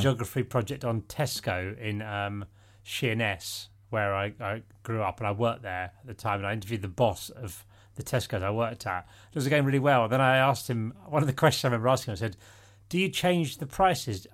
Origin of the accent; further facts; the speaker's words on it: Isle of Sheppey, Kent, South East England, United Kingdom; I'm from the Isle of Sheppey in Kent